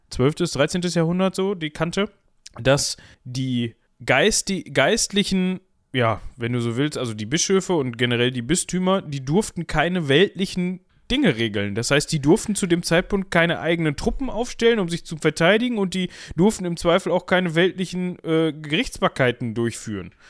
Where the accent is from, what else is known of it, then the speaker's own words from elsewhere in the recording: Tecklenburg, North Rhine-Westphalia, Germany; ich komme aus der Nähe oder offiziell komme ich aus Tecklenburg